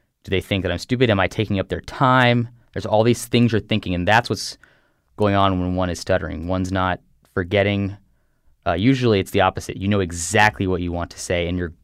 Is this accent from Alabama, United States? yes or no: no; Texas, United States; now in Connecticut, United States; I grew up in Texas, and I live in Connecticut now